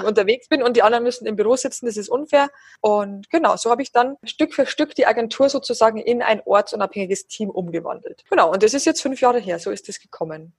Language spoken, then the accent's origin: German; near Passau, Bavaria, Germany; moved away as an adult; now in Berlin, Germany; ich komme aus der Nähe von Passau und da ist meine Familie